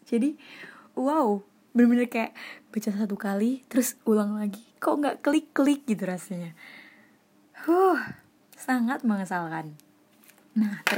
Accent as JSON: {"language": "Indonesian", "town": "Surakarta", "region": "Central Java", "country": "Indonesia", "said": "Wow, saya sebagai orang Solo kayak wow, keren, Pol."}